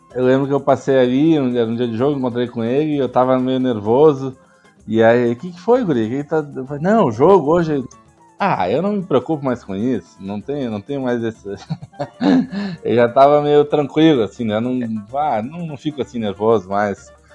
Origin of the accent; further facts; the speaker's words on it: Porto Alegre, Rio Grande do Sul, Brazil; moved away as an adult; now in São Paulo, Brazil; eu sou nascido em Porto Alegre, mas moro em São Paulo há muitos anos, desde 94.